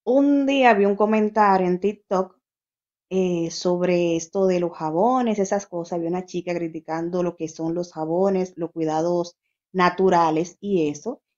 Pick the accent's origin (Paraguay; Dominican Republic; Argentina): Dominican Republic; moved away as an adult; also born or lived in Santo Domingo; now in Spain; la primera página que creé fue estando en Santo Domingo